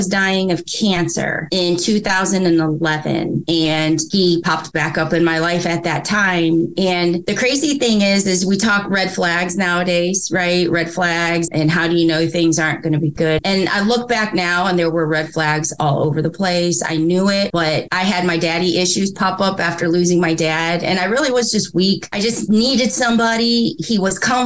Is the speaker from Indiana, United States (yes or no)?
yes; Indiana, United States; I'm from Indiana